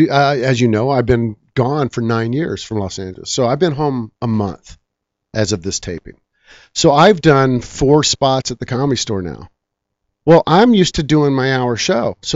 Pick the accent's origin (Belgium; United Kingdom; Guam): Guam; also born or lived in Japan; I think that's because I was raised in Japan. I was raised in Guam. I had a lot of friends that didn't speak English